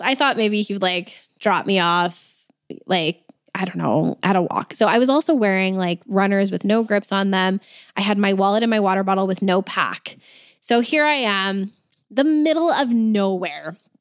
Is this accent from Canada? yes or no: yes; Alberta, Canada; I'm from Alberta